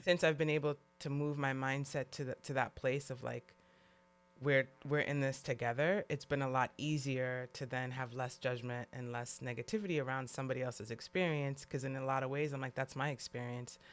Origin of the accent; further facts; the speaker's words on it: New York City, New York, United States; now in California, United States; growing up in New York City, when I moved to California